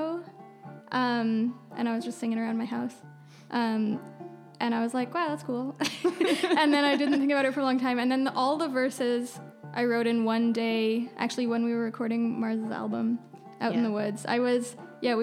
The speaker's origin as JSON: {"language": "English", "region": "British Columbia", "country": "Canada", "tie": "born or raised there", "moved": "yes", "lives_now": "Montreal, Canada", "said": "I'm from BC. I'm from the West Coast."}